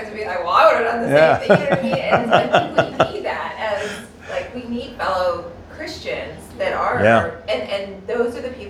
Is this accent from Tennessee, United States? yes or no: yes; Knoxville, Tennessee, United States; we're from Knoxville